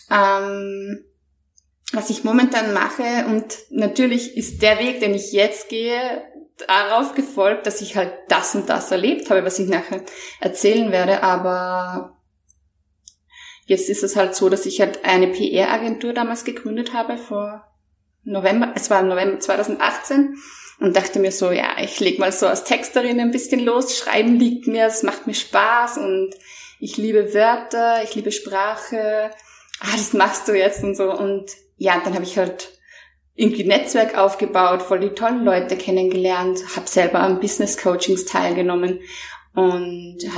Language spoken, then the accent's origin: German; Mondsee, Upper Austria, Austria; ähm, ich komme aus Monse, das ist in Österreich ein ganz kleiner, bescheidener, aber wunderschöner Ort äh, zwischen Seen und Bergen.